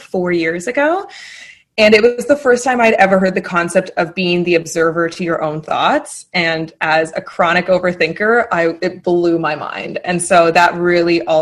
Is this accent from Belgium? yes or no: no; Fredericton, New Brunswick, Canada; I grew up in New Brunswick, so so it's a bilingual province in Fredericton